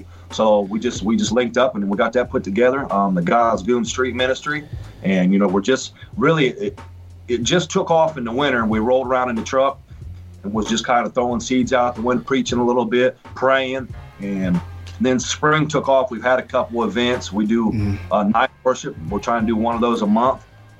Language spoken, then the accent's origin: English; Marion, United States; moved away as an adult; So Marion, originally from Marion, and ran around Marion and then bailed at about 19 and started living down south.